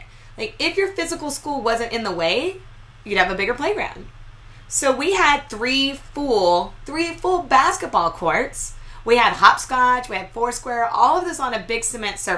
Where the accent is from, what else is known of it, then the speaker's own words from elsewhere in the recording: New Mexico, United States; moved away; we don't really have a lot of snow where I grew up in New Mexico